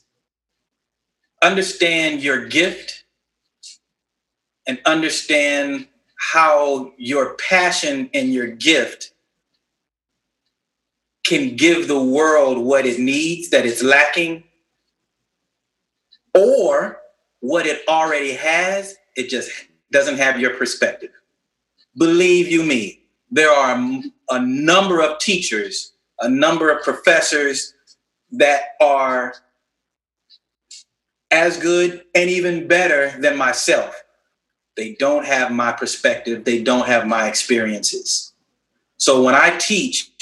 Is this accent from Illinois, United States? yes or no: no; Houston, Texas, United States; now in Miami, United States; I'm originally from Houston, and I worked at this place called Astroworld